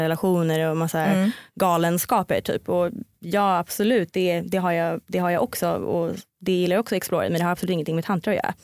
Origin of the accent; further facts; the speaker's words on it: Stockholm, Stockholm County, Sweden; jag kommer från Stockholm